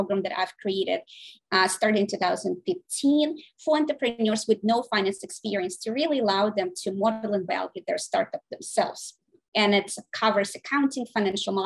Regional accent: Saint Petersburg, Russia; now in United States; I was born in St. Petersburg, Russia. I came here in 1996

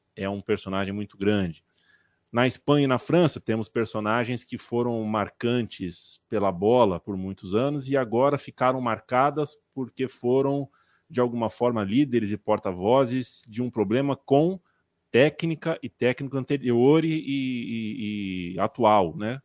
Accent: Brazil; A gente, como brasileiro, a gente, como latino

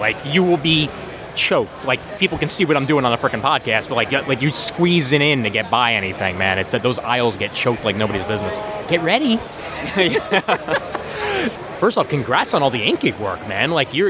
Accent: New York City, New York, United States; I'm born and raised in Brooklyn

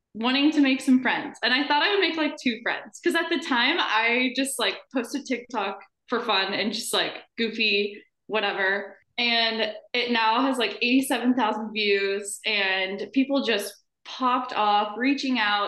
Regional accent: Omaha, Nebraska, United States; moved away as an adult; now in Kansas City, United States; I am from Omaha, Nebraska, and I've lived there my entire life.

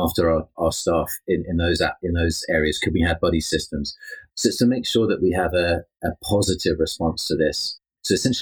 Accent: United Kingdom; being British as well

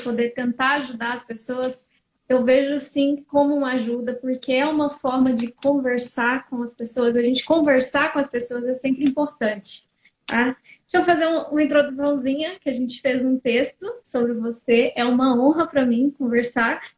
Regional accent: Tocantins, Brazil; Eu sou do Tocantins, mas minha mãe mora em Minas

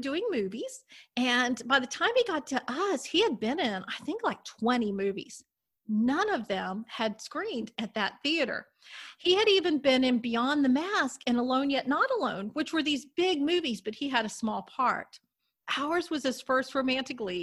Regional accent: Destin, Florida, United States; I grew up in Destin, Florida, so we were right on the Gulf and everything

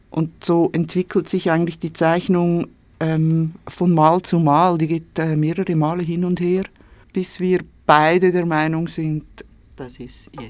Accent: Switzerland; Ich bin in der Schweiz geboren und aufgewachsen.

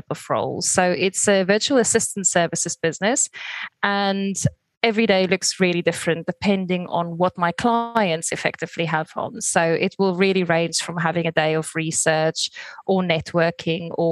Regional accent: South Africa; moved away as an adult; now in Brighton, United Kingdom; I'm originally from South Africa, but I moved here in 2003

